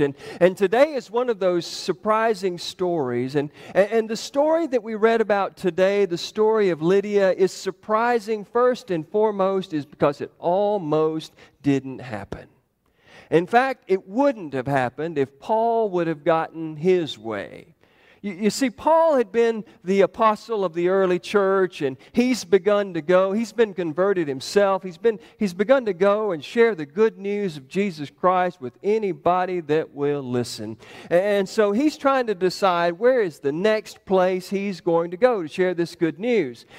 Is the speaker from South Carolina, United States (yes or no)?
no; New York, United States; when people hear me talk, they immediately recognized that I'm from New York